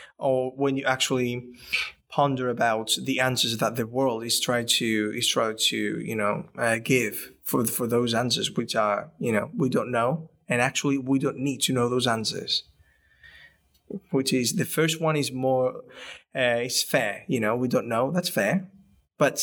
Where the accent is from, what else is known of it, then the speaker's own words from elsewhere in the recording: Spain; moved away; I'm from Spain, the background is very Catholic